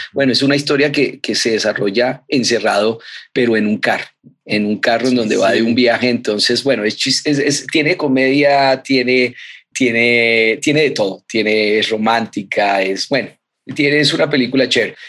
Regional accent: Colombia; Nosotros aquí en Colombia

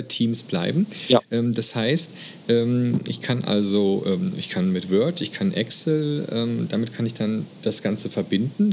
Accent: Germany; hier bei uns in Deutschland

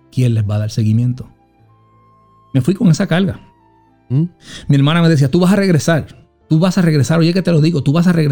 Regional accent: Puerto Rico; now in Allentown, United States; Soy puertorriqueño, amo a Puerto Rico, pero yo soy de Allentown.

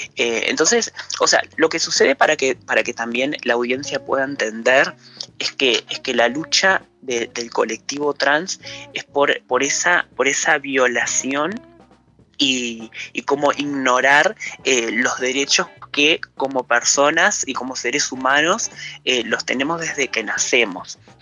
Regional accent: Rocha, Uruguay; yo soy rochense, yo nací, me crié acá

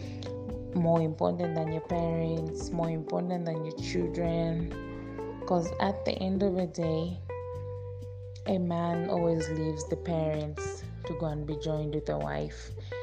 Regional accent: Zambia; from Zambia

